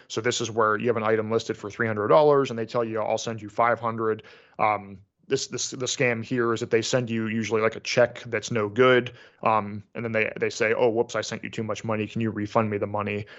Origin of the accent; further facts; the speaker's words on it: United States; being an American